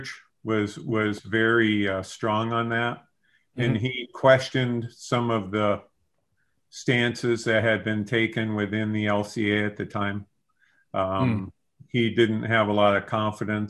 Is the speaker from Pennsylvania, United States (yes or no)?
yes; Erie, Pennsylvania, United States; I grew up in Erie, Pennsylvania